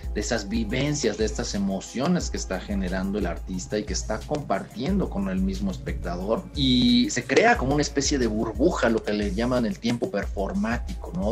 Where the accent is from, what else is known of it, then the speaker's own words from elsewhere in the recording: Mexico; por primera vez en mi, vida salí de este país, salí de México directo a Eslovaquia